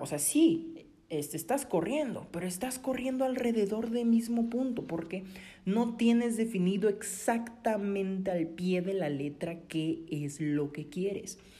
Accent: Coatzacoalcos, Veracruz, Mexico; yo soy mexicano, yo soy del sur de Veracruz, una ciudad muy bonita que se llama Coatzacoalcos

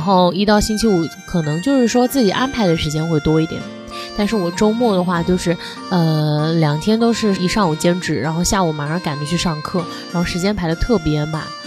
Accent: southern China, China; 我们家那边就是说秋裤哎，我才哎。是南方人

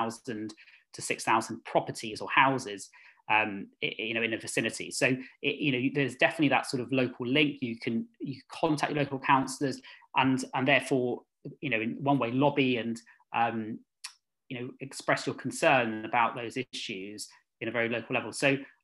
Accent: London, United Kingdom; I've lived in Ealing all my life. So I grew up in Northfields

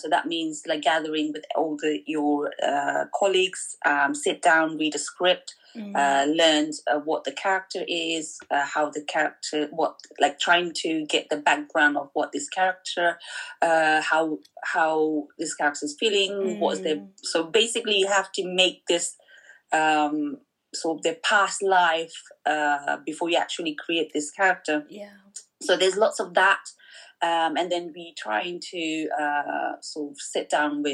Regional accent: Pokhara, Gandaki Province, Nepal; accent: Pokharali; I'm from Pokhara, so my tone is like Pokharali.

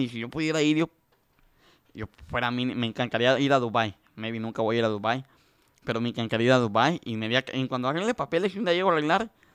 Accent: Mexico; now in United States; yo soy de México

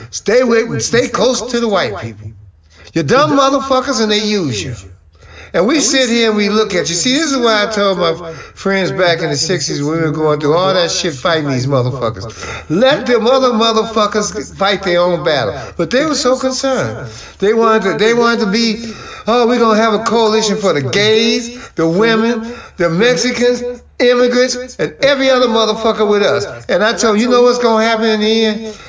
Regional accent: Nigeria; And I'm from Nigeria and I got good grades.

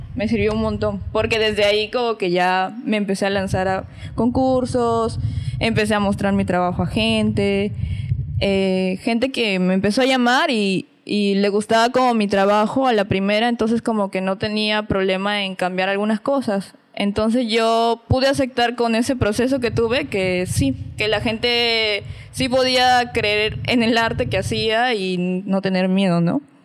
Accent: Piura, Peru; no soy de acá, soy de Piura

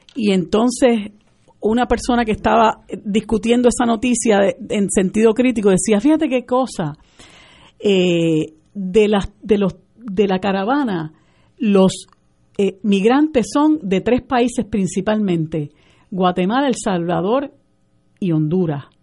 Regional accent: Puerto Rico; nosotros como puertorriqueños

